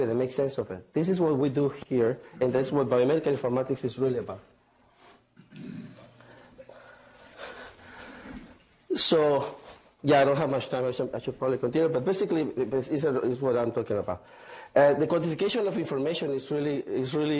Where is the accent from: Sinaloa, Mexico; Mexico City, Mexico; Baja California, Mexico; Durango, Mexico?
Sinaloa, Mexico; Mazatlán; now in Hanover, United States; I am from Mexico, from Mazatlán.